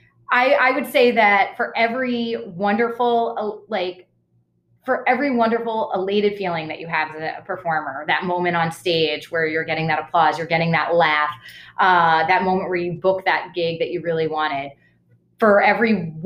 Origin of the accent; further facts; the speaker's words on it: Boston, Massachusetts, United States; I grew up in Boston and was in Boston